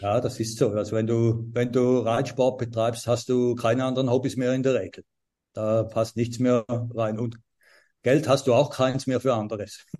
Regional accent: St. Gallen, Switzerland; ich komme aus St. Gallen, bin ein St. Galler Native

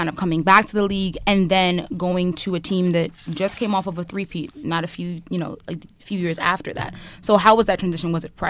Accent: New York, United States; And I feel like anybody that's from New York, we are that way. Like, it's home for us.

